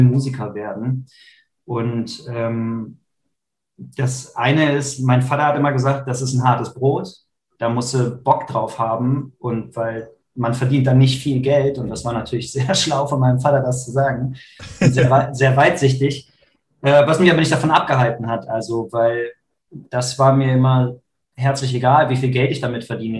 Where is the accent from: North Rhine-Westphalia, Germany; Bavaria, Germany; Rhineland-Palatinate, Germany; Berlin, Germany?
North Rhine-Westphalia, Germany; Krefeld; ich bin gerade in Krefeld, meiner Heimat.